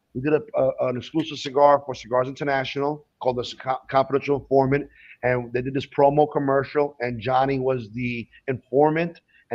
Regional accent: New York, United States; Because I'm from New York

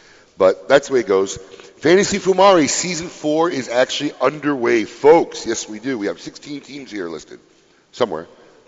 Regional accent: Niles, Illinois, United States; moved away; Niles, my hometown, Niles, Illinois.

